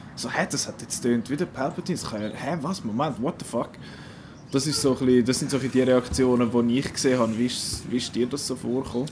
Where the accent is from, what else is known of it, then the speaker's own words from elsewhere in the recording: Switzerland; bei uns in der Schweiz